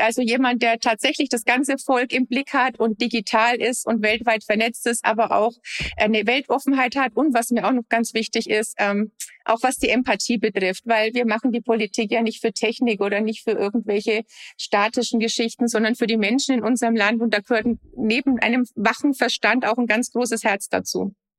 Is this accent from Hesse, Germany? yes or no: no; Lower Franconia, Bavaria, Germany; also born or lived in United States; aus meiner Heimat, aus Unterfranken